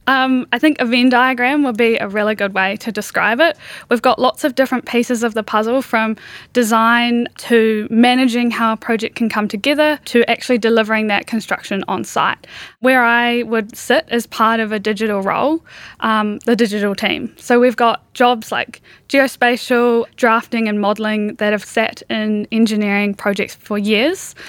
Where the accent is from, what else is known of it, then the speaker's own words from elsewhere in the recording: New Zealand; growing up in New Zealand